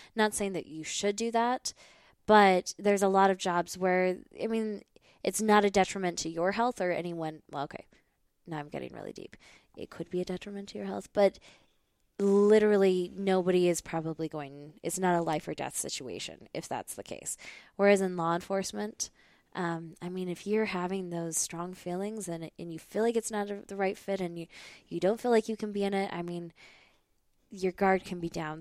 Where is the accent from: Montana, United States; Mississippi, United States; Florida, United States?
Montana, United States; moved away as an adult; I grew up in Montana